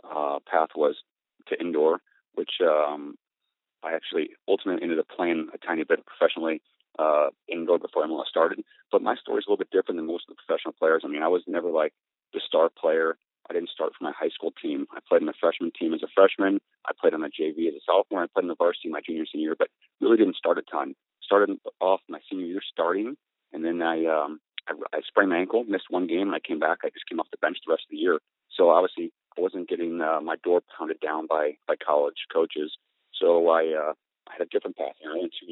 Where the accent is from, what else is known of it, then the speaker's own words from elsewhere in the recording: St. Louis, Missouri, United States; moved away as an adult; also born or lived in Miami, Florida; I grew up in St. Louis, Missouri